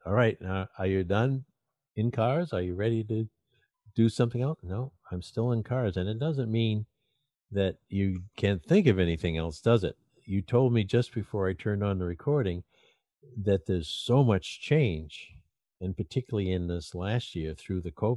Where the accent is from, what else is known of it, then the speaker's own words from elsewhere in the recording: Portland, Maine, United States; the way I was raised in Maine as a kid